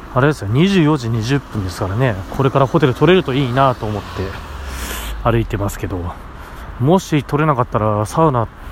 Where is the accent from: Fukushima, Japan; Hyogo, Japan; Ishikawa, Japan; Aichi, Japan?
Fukushima, Japan; moved away; 僕の実家、父母が住んでるところ、例えば福島とかで言うと